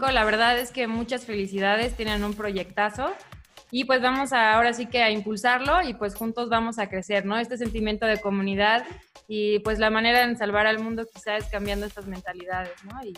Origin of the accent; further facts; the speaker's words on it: Mexico; somos personas creativas, este, como mexicanos